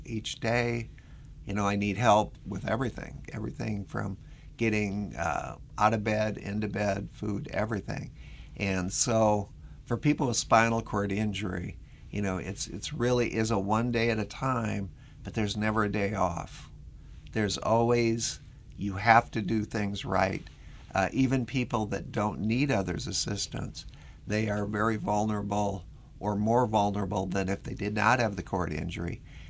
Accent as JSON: {"language": "English", "region": "Minnesota", "country": "United States", "accent": "Minnesota", "lives_now": "US South", "said": "I'm from Minnesota originally. If you can't tell from the accent, it's a little bit of a mixture of Minnesota with about 30 years of living down south on top of it."}